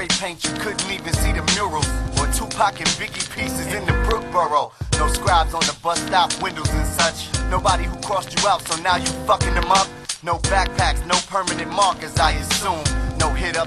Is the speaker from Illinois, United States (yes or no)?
yes; Chicago, Illinois, United States; I'm from Chicago